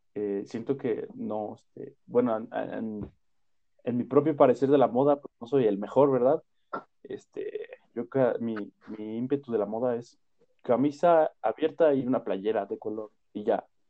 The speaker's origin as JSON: {"language": "Spanish", "country": "Mexico", "said": "como mexicanos"}